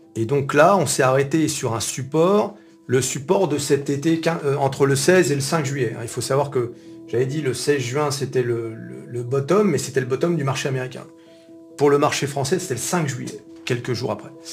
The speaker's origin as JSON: {"language": "French", "country": "France", "said": "On est français"}